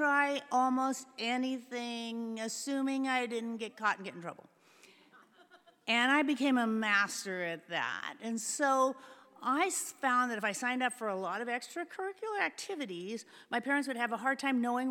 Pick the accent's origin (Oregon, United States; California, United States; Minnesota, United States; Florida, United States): California, United States; San Francisco Bay Area; I was born in the San Francisco Bay Area in the 50s